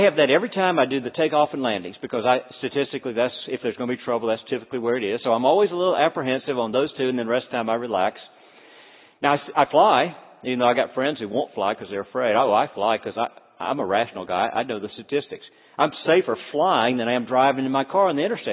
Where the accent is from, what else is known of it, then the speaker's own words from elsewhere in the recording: North Florida, United States; also born or lived in Deep South; now in Cincinnati, United States; as a small boy growing up in North Florida